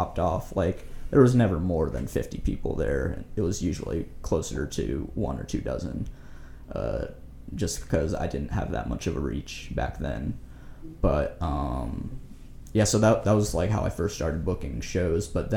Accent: Kansas City, United States; I'm from Kansas City

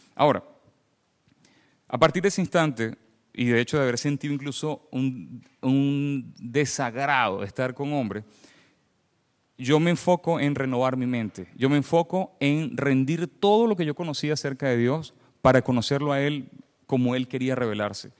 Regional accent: Venezuela; accent: Venezuelan; moved away as an adult; now in Canada; soy venezolano, se me escucha en el acento. Eh, tengo nueve años viviendo en Canadá, pero hasta los 29 años viví en, Venezuela.

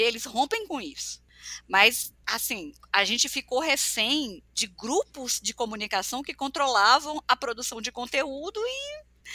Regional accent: Piauí, Brazil; eu nasci no mundo, eu nasci no Piauí, num mundo que era muito desconectados

